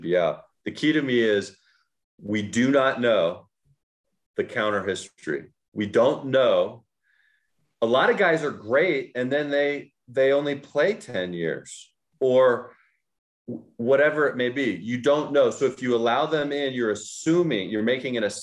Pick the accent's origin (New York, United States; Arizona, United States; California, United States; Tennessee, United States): California, United States; Oakland; I grew up in Oakland